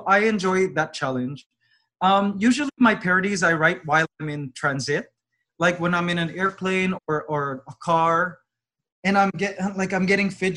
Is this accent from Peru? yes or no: no; Toronto, Ontario, Canada; I grew up in Toronto, but somehow my parents still have a Filipino accent